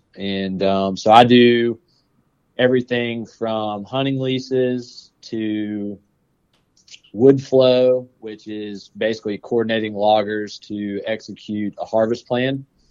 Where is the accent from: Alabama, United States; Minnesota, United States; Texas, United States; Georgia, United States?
Georgia, United States; Powder Springs; I actually grew up in Powder Springs